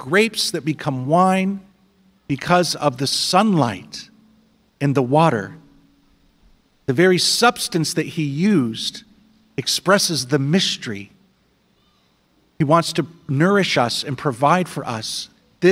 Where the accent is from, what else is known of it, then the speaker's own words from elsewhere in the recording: Indiana, United States; I'm from Indiana.